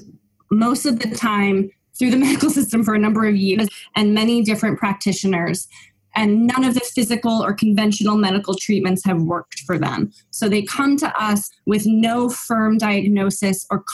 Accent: Simsbury, Connecticut, United States; moved away as an adult; now in Los Angeles, United States; I grew up in a really small town called Simsbury, Connecticut

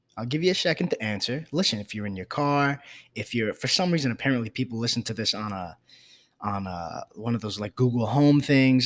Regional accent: New York City, New York, United States; I grew up in the South Bronx

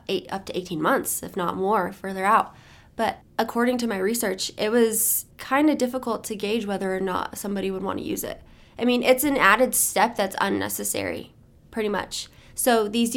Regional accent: Las Cruces, New Mexico, United States; I am from Las Cruces.

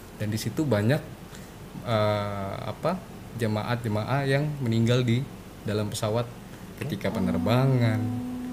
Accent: Palembang, South Sumatra, Indonesia; moved away; di Palembang uh, di kampung halaman saya

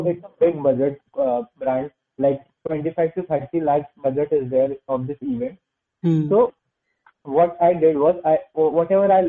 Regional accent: Indore, Bhopal, Madhya Pradesh, India; I'm from Indore and I belong to Bhopal

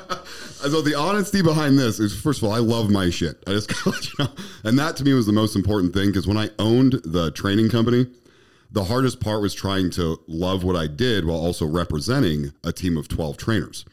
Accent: Colorado, United States; moved away; where I was raised in Colorado

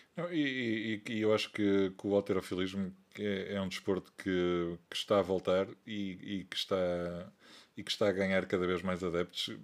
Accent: Porto, Norte, Portugal; sou do Porto

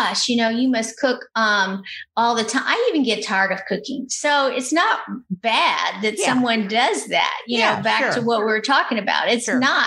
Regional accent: Louisiana, United States; I'm from Louisiana

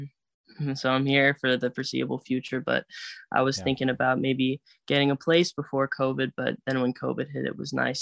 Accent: Phoenix, Arizona, United States; now in Huntington Beach, United States; I'm from Phoenix

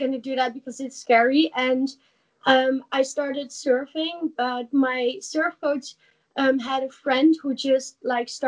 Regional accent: Netherlands; English is a second language; I'm from Holland.

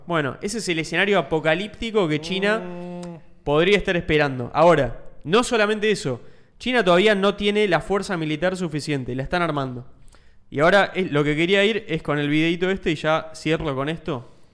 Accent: Argentina

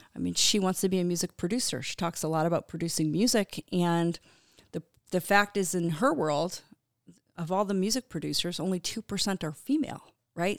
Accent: Connecticut, United States; I grew up in Connecticut on a little Christmas tree farm

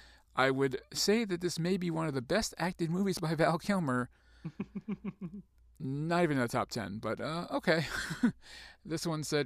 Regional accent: New Zealand; but then again, I'm from New Zealand. What would you expect me to say?

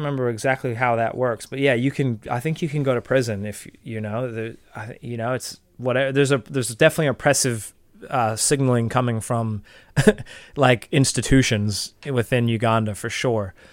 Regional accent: Marin County, California, United States; moved away as an adult; now in New Zealand; growing up in Marin County, you're growing up in this like affluent, um, you know, progressive Californian

